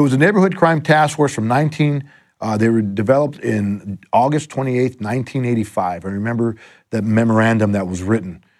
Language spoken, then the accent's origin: English; Los Angeles, California, United States; also born or lived in La Puente / West Covina; I've been an L A kid my whole life. I was born in, uh, East L A in, uh, Belvedere Heights